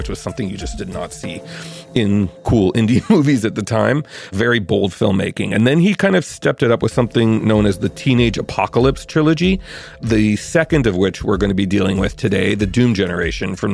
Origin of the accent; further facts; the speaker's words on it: Montreal, Quebec, Canada; moved away as an adult; also born or lived in New York; I grew up in Montreal, and I went to McGill